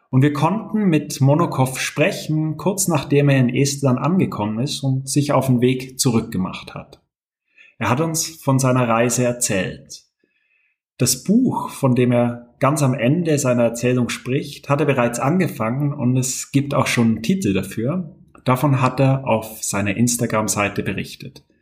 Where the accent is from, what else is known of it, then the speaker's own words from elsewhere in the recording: Russia; born there; Ich bin 18 Jahre alt und ich bin in Russland geboren.